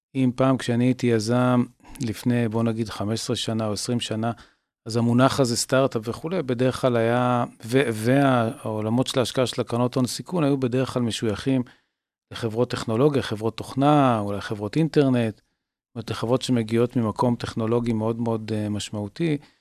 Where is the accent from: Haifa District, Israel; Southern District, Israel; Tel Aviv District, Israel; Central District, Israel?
Tel Aviv District, Israel; Tel Aviv; אני במקור תל אביבי